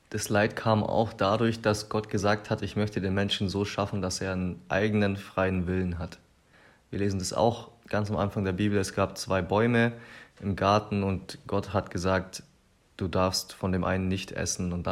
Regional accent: Germany; besonders als Deutsche müssen wir uns dem Thema immer wieder stellen.

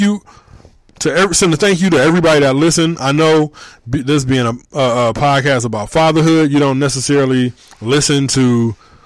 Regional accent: Michigan, United States; also born or lived in Hamilton, Ohio; I'm from Michigan. I've been living in Michigan since I was 4 years old.

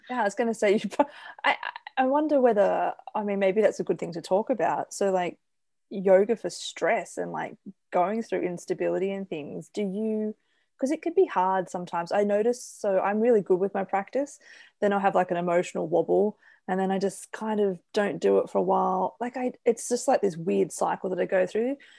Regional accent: Australia; as an Australian

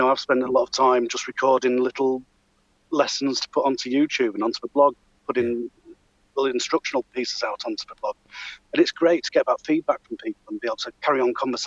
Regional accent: Yorkshire and the Humber, United Kingdom; moved away as an adult; also born or lived in Beverley / York / Pontefract; now in Midlands, United Kingdom; spent many years living around Beverley area, around the York area, so North Yorkshire stroke East Yorkshire lad

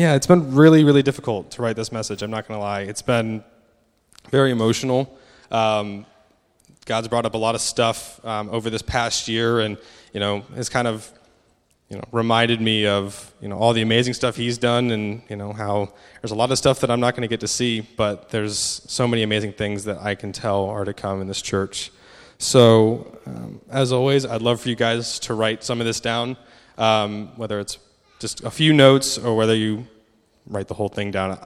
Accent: United States; moved away; I'm obviously American, so hopefully the accent isn't too difficult to understand.

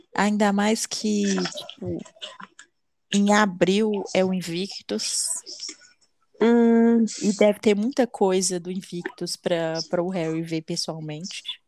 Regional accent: Brazil; eu sou brasileira

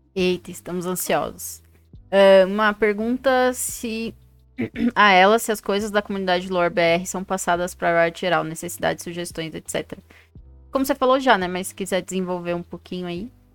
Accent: São Paulo, Brazil; now in Brasília, Brazil; eu sou de São Paulo e tô em Brasília

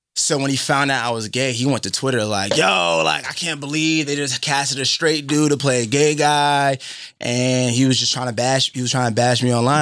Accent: Boston, Massachusetts, United States; the people I grew up with in Boston

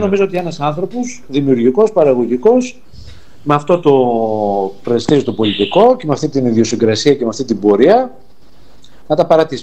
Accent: Arta, Epirus, Greece; Εγώ είμαι από την Άρτα

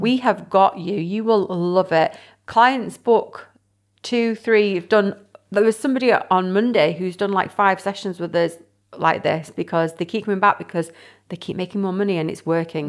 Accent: Windsor, South East England, United Kingdom; now in Cheshire, United Kingdom; originally, I, I'm from Windsor, my parents still live there and everything

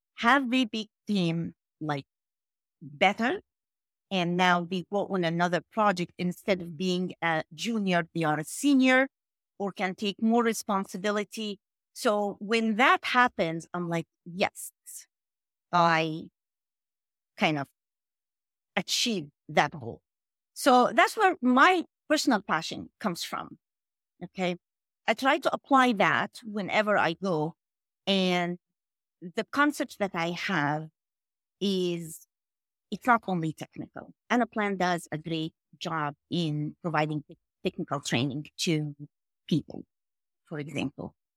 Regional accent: New York, United States; also born or lived in Egypt; I'm from New York

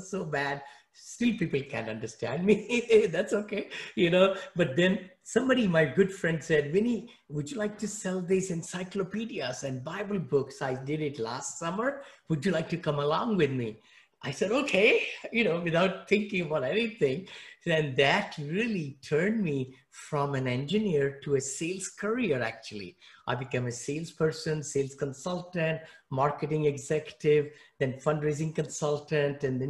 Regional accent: New Delhi, Delhi, India; English is a second language; moved away as an adult; also born or lived in Mumbai, India; now in United States; I grew up in New Delhi, India

